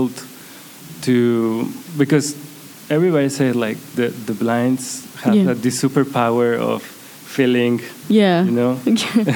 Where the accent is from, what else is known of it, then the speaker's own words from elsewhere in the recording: Guadalajara, Jalisco, Mexico; English is a second language; also born or lived in Tijuana; Guadalajara, my hometown